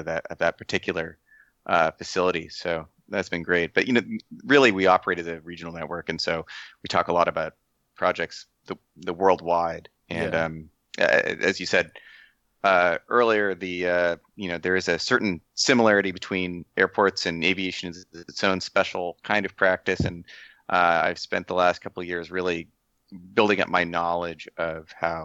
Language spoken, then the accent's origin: English; San Diego, California, United States; I work out of the San Diego office